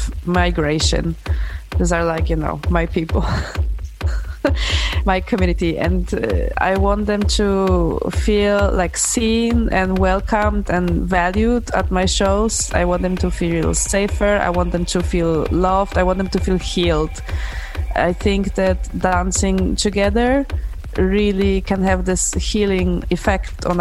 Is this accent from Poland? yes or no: yes; Poland; I'm from this region in Poland